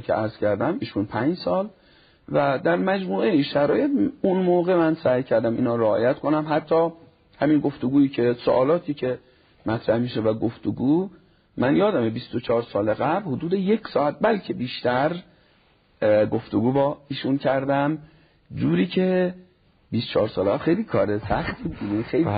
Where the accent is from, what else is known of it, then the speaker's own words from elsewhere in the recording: Neyshabur, Razavi Khorasan, Iran; moved away as an adult; also born or lived in Qom; تحصیلات متوسطه در شهر کوچیکمون نیشابور از شهرهای خراسان رضوی هست تمام کردم